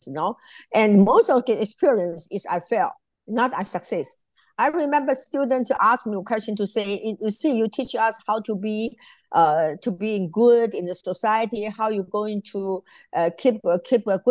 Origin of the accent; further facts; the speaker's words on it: Taiwan; moved away as an adult; also born or lived in South Africa; now in Cape Town, South Africa; I came from Taiwan.